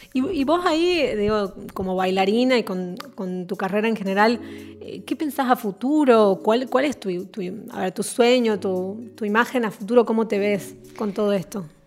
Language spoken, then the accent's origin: Spanish; Tucumán, Argentina